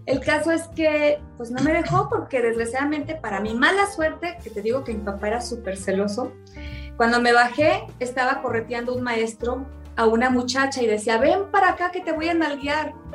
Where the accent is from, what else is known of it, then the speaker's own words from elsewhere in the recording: Tabasco, Mexico; also born or lived in Sinaloa; yo soy sinaloense y bueno, me encanta mi gente, pero fíjate que cosas de la vida, me fui muy chiquita a vivir a Tabasco